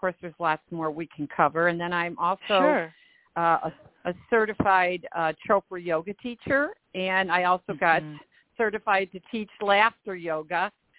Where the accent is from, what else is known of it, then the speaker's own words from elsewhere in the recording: Park Forest, Illinois, United States; I'm a Midwest Chicago girl, born and raised in Park Forest, Illinois, 60466, same house